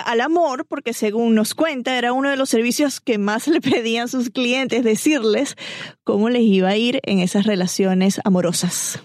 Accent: Venezuela; now in Atlanta, United States; yo soy venezolana

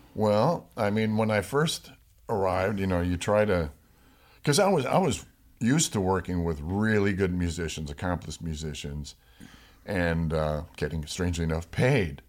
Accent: Rochester, New York, United States; now in Los Angeles, United States; I grew up in Rochester, New York

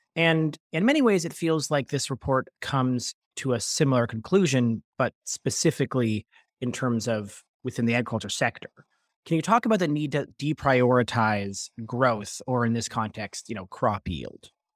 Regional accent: Toronto, Ontario, Canada; I'm born and raised in Toronto

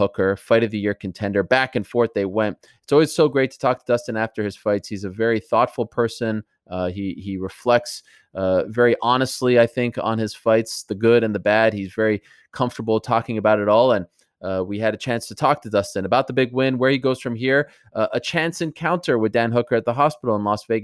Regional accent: Canada; moved away; I am so proud to be Canadian. I love being a Canadian.

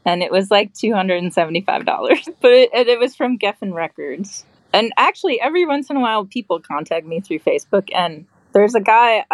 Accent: Midwest, United States; also born or lived in Georgia / Wisconsin; I'm not even from the East Coast, I'm from the Midwest

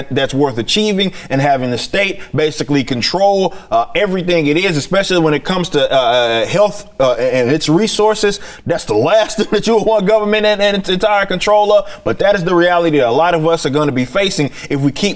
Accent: Dallas, Texas, United States; also born or lived in Arkansas; I've been in the South my entire life, and I've lived in, I'm from Dallas, but I've spent my time in Arkansas as well

